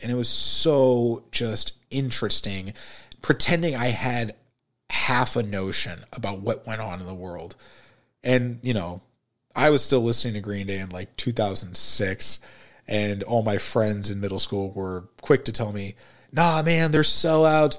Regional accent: St. Louis, Missouri, United States; also born or lived in Springfield, Missouri; I was born and raised in St. Louis, Missouri.

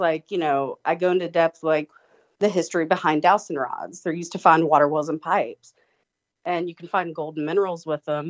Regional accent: Tybee Island, Georgia, United States; I grew up on Tybee Island, which is on the East Coast. It's the Savannah Beach

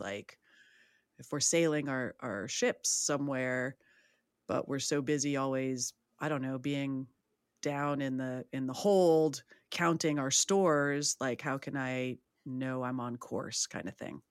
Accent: San Francisco, California, United States; I'm from San Francisco

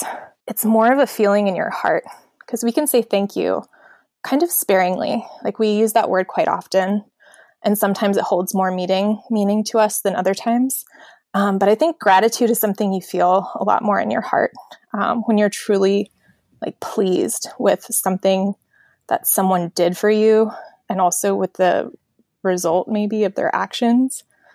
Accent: Annapolis, Maryland, United States; also born or lived in San Diego; So when people ask me that, the short answer I give is I'm from Annapolis, Maryland. The long answer is, well, I was born in San Diego. But I moved away before I could even remember it, and I grew up all over the country.

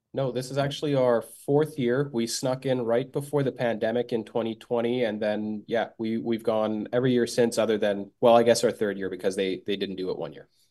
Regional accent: Bosnia & Herzegovina; moved away; I am from Bosnia originally

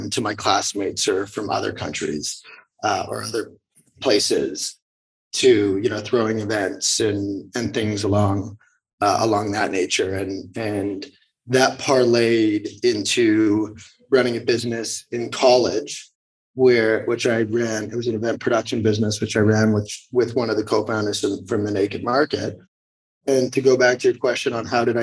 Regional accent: Vancouver, British Columbia, Canada; moved away as an adult; also born or lived in Montreal / New York / Hong Kong; now in San Francisco, United States; I'm from Vancouver, Canada, born and raised. So from the early days through high school, that's where I spent my time.

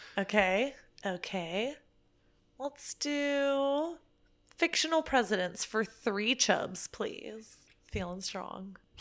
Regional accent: Dallas, Texas, United States; now in Phoenix, United States; originally Dallas

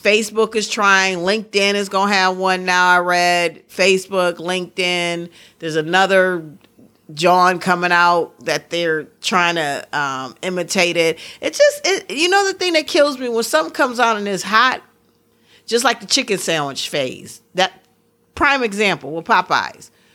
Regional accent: Midwest, United States; accent: Midwestern; also born or lived in Pittsburgh; I'm such a mis-, Midwesterner.

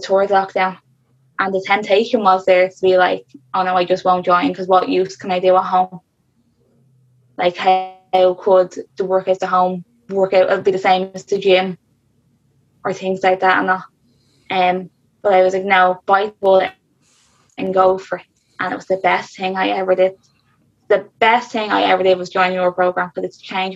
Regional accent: Dublin, Leinster, Ireland; I'm from South Dublin

